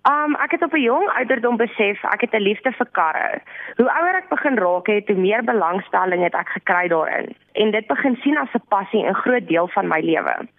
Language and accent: Afrikaans; Rustenburg, North West, South Africa; moved away as an adult; now in Pretoria, South Africa; Ek is oorspronklik van Rustenburg af